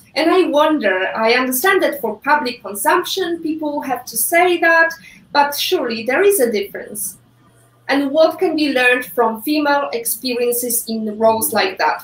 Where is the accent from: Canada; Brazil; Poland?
Poland; English is a second language; moved away; I'm Polish. I was born and raised in Poland